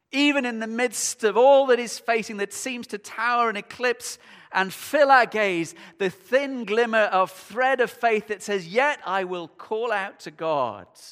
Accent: United Kingdom; we're British

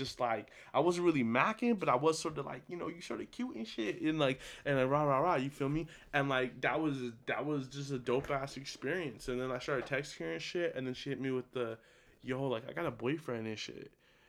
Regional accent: California, United States; I'm from Cali too, you feel me?

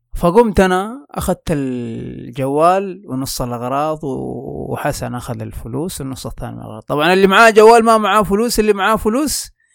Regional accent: Mecca, Makkah Province, Saudi Arabia; عندنا في مكة في الحج يعني من بدري تتعلم إنك كيف تعتمد على نفسك

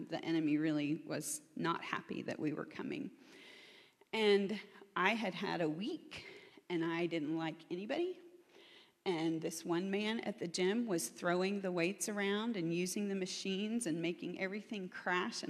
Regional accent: Oklahoma, United States; I'm from Oklahoma, which is in the belt buckle of the Bible Belt.

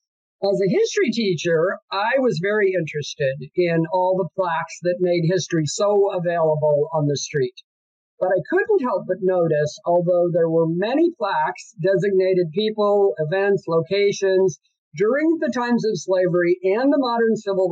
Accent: West Coast, United States; now in Portland, United States; I grew up white on the West Coast

